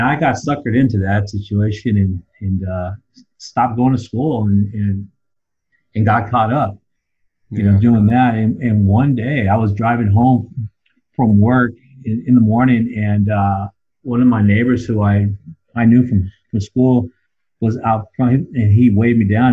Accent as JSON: {"language": "English", "town": "San Diego", "region": "California", "country": "United States", "tie": "born or raised there", "also_born_or_lived": "Claremont, California", "said": "I'm originally from San Diego, California. Grew up there for the first nine, ten years of my life, and uh, and we moved to um, Claremont, California"}